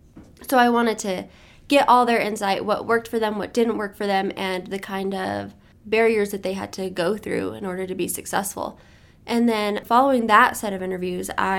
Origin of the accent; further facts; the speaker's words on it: Las Cruces, New Mexico, United States; I am from Las Cruces.